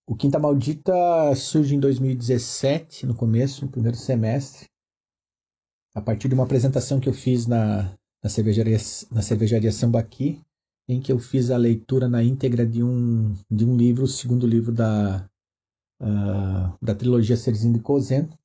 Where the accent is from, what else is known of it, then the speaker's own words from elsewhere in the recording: Chapecó, Santa Catarina, Brazil; Sou natural de Chapecó, região oeste de Santa Catarina